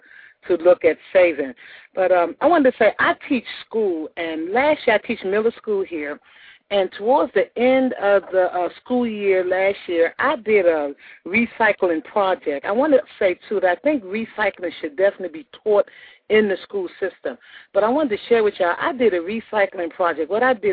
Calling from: Macon, Georgia, United States; I'm calling from Macon, Georgia.

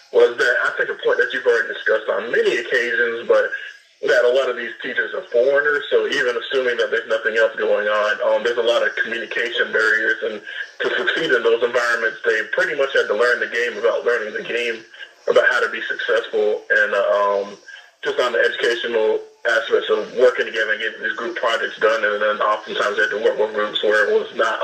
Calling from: Decatur, Georgia, United States; Hey, Jason. … out of Decatur.

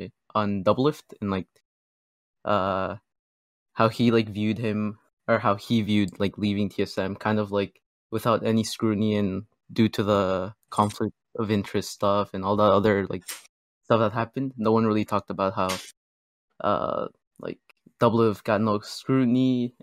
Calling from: Maryland, United States

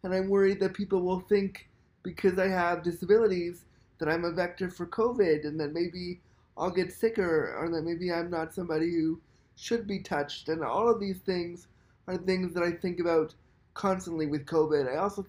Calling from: Toronto, Ontario, Canada; I'm calling from Toronto, Canada.

